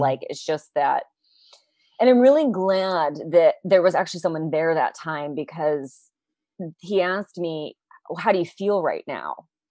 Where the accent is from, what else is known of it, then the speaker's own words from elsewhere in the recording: United States; moved away; also born or lived in New York City; an American living in New York City